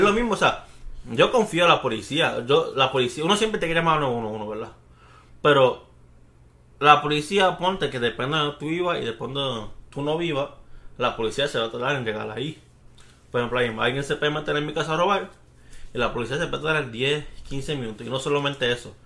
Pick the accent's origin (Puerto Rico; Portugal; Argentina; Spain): Puerto Rico; Bayamón; now in Texas, United States; Somos de Bayamón